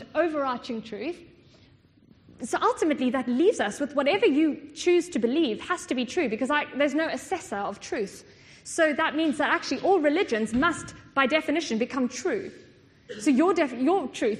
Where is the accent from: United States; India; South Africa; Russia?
South Africa; I come from South Africa